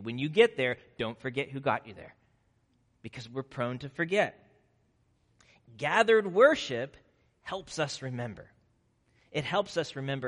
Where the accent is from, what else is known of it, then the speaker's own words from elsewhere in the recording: Nebraska, United States; moved away; I grew up in Nebraska